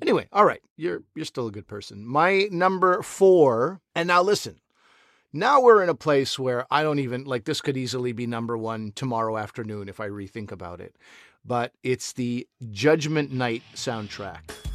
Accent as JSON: {"language": "English", "region": "Quebec", "country": "Canada", "tie": "born or raised there", "said": "I grew up in Quebec"}